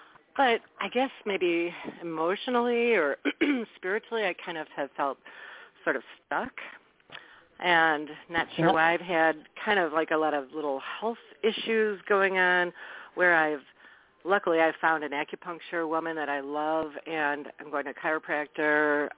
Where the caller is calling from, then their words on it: Wisconsin, United States; This is …. I'm calling from Wisconsin.